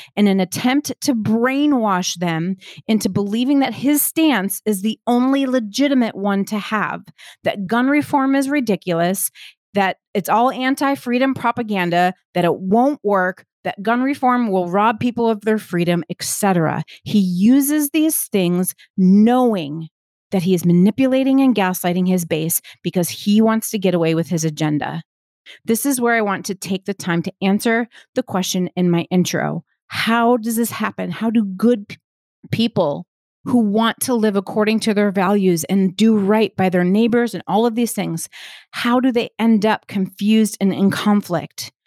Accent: United States; I'm an American.

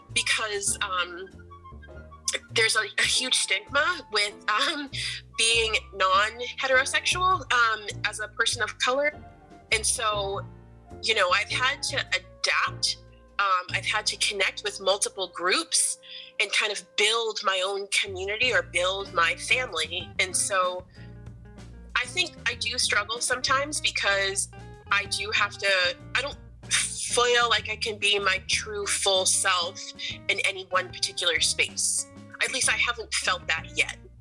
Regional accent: Portland, Maine, United States; growing up in Portland

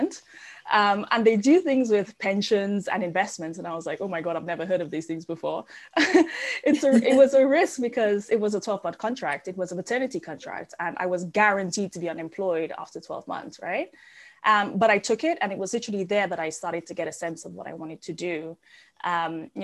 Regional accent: Dominica; moved away; You can probably tell I have an accent. I grew up in the Caribbean on a really, really tiny island called Dominica.

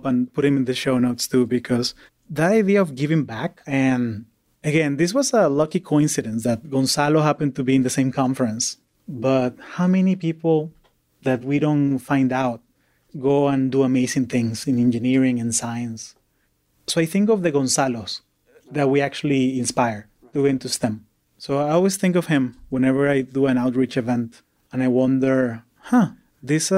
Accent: Orlando, Florida, United States; I grew up in Orlando, Florida

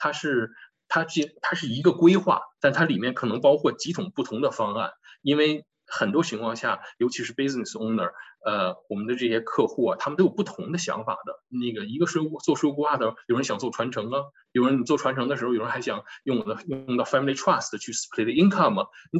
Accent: China; 尤其我们中国人有这个习惯

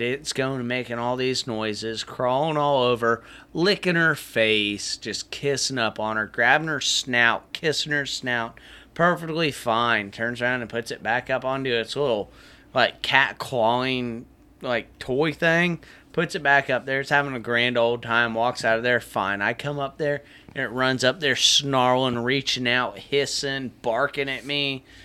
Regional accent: Apopka, Florida, United States; I grew up back in Apopka going and chasing and catching roosters

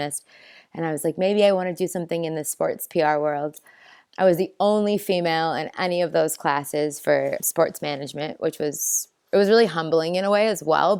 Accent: Minnesota, United States; moved away as an adult; also born or lived in Chicago; now in New Zealand; I am from Minnesota originally, where I was born and raised.

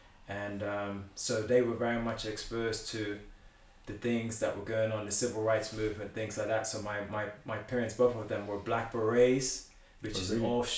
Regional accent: Bermuda; Now, I know that my coming from Bermuda, I come from Bermuda.

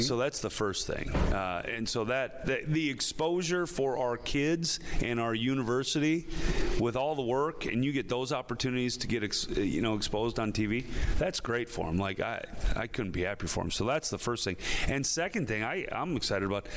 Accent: Midwest, United States; moved away as an adult; now in Philadelphia, United States; we're from the Midwest

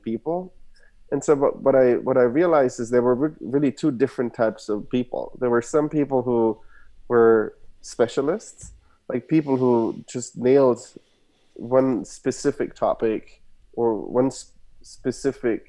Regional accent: Germany; English is a second language; moved away as an adult; also born or lived in Stanford, United States; now in United States; I was born and raised in Germany, as you can hear my accent. Parents are from Argentina.

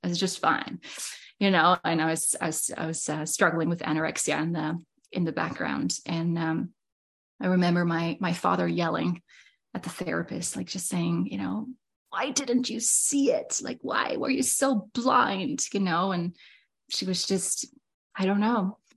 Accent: Netherlands; now in Saskatchewan, Canada; I am from Holland originally. That was where I was born and raised

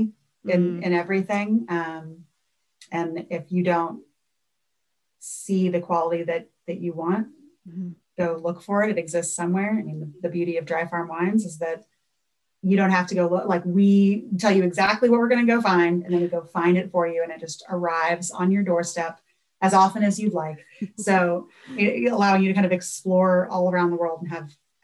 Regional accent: New Orleans, Louisiana, United States; moved away; I'm from New Orleans. love gold food, grew up fishing in Lake Pontchartrain and the bayous

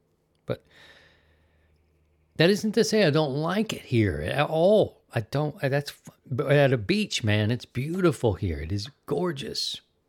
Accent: Baltimore, Maryland, United States; also born or lived in Philadelphia; However, I came to Missouri by way of Philadelphia, and that wasn't where I was from. I'm from Baltimore

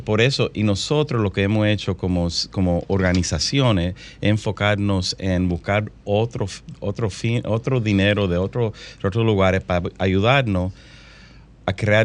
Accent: Santo Domingo, Dominican Republic; moved away; yo me crié aquí en Santo Domingo

